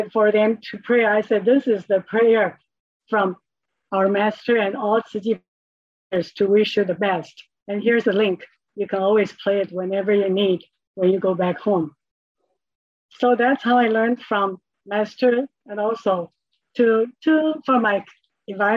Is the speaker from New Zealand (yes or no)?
no; Taiwan; I grew up in Taiwan with a family of six